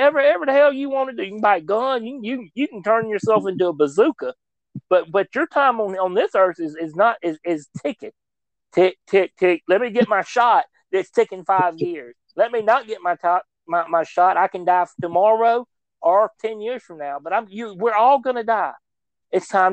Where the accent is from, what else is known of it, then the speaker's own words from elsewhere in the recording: United States; we as an American people